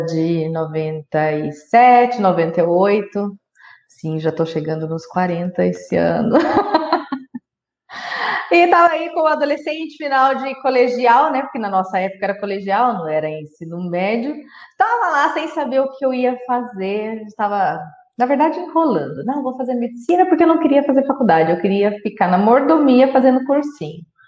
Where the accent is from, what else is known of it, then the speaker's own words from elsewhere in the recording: Marília, São Paulo, Brazil; aqui na minha cidade, eu sou de Marília, São Paulo